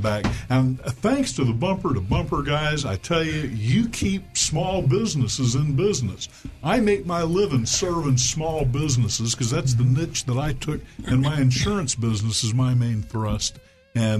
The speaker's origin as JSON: {"language": "English", "town": "Little Rock", "region": "Arkansas", "country": "United States", "tie": "born or raised there", "said": "my hometown, Little Rock, Arkansas"}